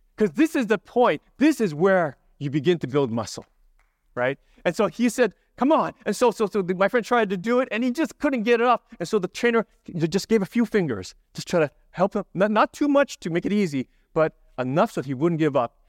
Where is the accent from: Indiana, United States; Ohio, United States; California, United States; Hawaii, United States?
Hawaii, United States; moved away; I grew up in Hawaii